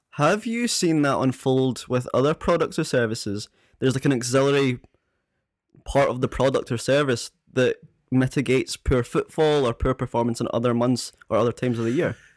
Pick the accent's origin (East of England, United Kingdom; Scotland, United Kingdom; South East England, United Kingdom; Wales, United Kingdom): Scotland, United Kingdom; Prestwick; live in Prestwick on the West Coast